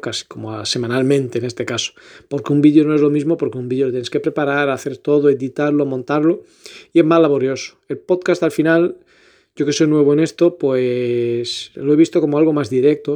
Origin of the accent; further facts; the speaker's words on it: Elvas, Portalegre District, Portugal; moved away as an adult; also born or lived in Lisbon; now in Badajoz, Spain; Soy portugués de Lisboa, nacido y criado en Elvas, pero resido en Badajoz, Extremadura, España, hace ya muchos años, 14 si no me equivoco